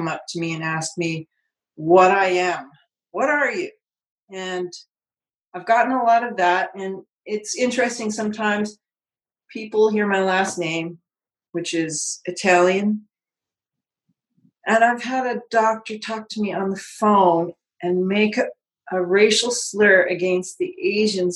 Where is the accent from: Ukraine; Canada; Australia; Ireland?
Canada; Vancouver area, British Columbia; accent: Canadian; moved away; my accent being from Canada